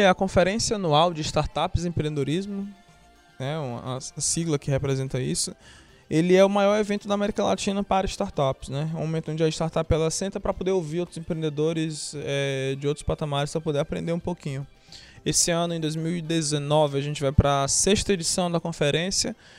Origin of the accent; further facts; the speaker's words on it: Fortaleza, Ceará, Brazil; moved away as an adult; also born or lived in Teresina, Piauí; now in São Paulo, Brazil; Nasci aqui em Teresina, cresci em Fortaleza, atualmente moro em São Paulo